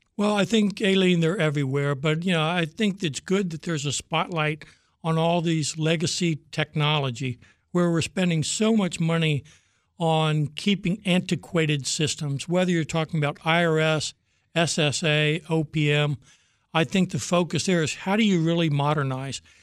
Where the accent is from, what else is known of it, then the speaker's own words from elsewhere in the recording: Virginia, United States; also born or lived in Norfolk, Virginia; I'm a Virginia boy my whole life.